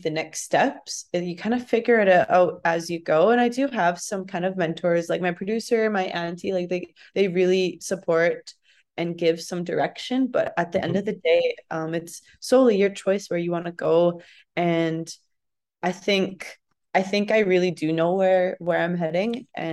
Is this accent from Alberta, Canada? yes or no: yes; Red Deer, Alberta, Canada; also born or lived in Paddle Prairie Métis Settlement / Manning; I grew up in Red Deer, but my family comes from Paddle Prairie Métis Settlement